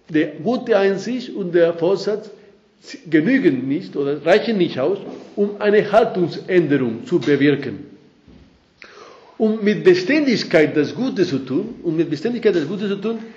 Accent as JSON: {"language": "German", "country": "Spain", "accent": "Spanish", "second_language": "German", "moved": "as an adult", "lives_now": "Austria", "said": "dass ich schon 39 Jahre in Österreich bin, habe ich mich also äh, wirklich treu meinen spanischen Akzent beibehalten und, und, und ich bin sehr stolz drauf"}